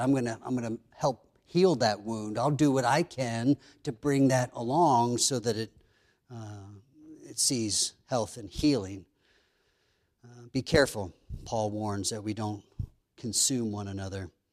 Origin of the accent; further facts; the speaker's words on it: Pennsylvania, United States; growing up in Pennsylvania, we had a couple dozen chickens